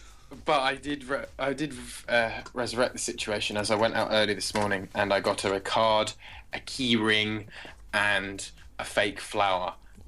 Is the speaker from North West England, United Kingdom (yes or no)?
no; London, United Kingdom; moved away; I came back to my hometown, Wimbledon